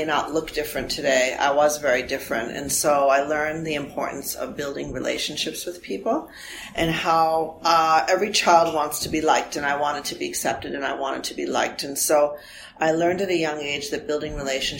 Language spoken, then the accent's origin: English; United States; first language Armenian; English is a second language; moved away as an adult; also born or lived in Providence, Rhode Island; now in Toronto, Canada; I grew up in the U.S., so I'm both an American citizen and a Canadian citizen. I grew up in an Armenian family, and my mom and dad spoke Armenian with me